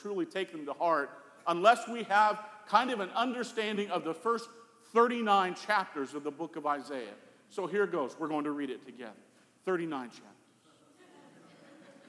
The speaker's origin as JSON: {"language": "English", "region": "Colorado", "country": "United States", "tie": "born or raised there", "said": "growing up in Colorado"}